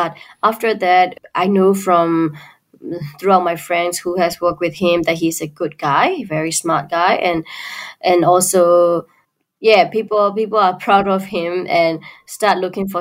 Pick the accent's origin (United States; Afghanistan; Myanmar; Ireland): Myanmar; we Burmese people